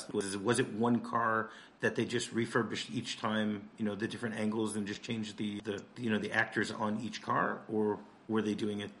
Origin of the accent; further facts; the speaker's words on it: Michigan, United States; I'm from Michigan